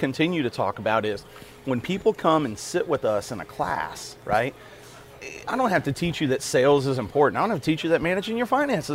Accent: Nashville, Tennessee, United States; now in Acadiana, Louisiana, United States; I'm from Nashville, Tennessee originally.

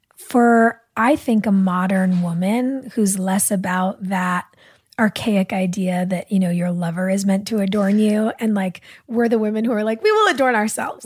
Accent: Los Angeles, California, United States; I'm an L A baby

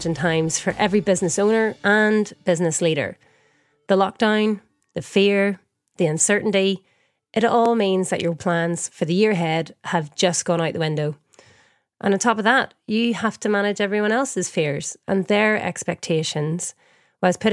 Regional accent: Northern Ireland, United Kingdom; born or raised there; moved away

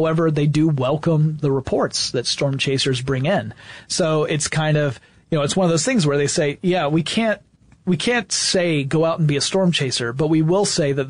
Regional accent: Gainesville, Georgia, United States; I grew up in Northeast Georgia near a city called Gainesville

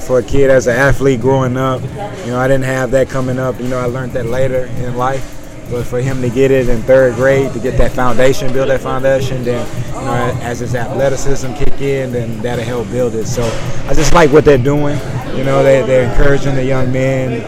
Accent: Houston, Texas, United States; growing up in Houston, you see these stars

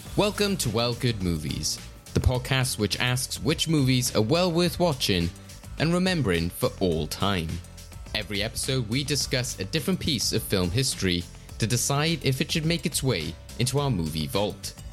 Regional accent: Wales, United Kingdom; we're two Welsh guys

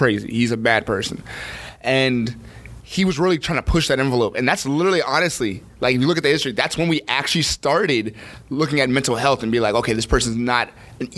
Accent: Newark, New Jersey, United States; I was born here. I was born in Jersey

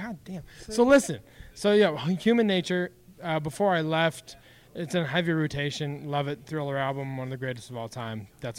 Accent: Wyoming, United States; I'm from Wyoming, right? So it's not a long trek to Yellowstone.

